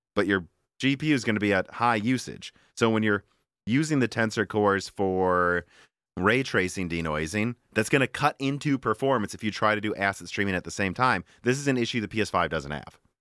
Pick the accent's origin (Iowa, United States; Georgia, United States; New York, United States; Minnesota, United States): Minnesota, United States; moved away; also born or lived in Illinois; we're from Minnesota, too.